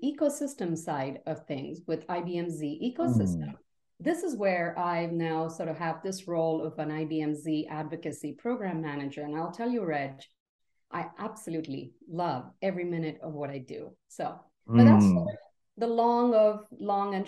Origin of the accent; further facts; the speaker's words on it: Mumbai, Maharashtra, India; moved away as an adult; now in United States; I grew up in India, in the beautiful city of Mumbai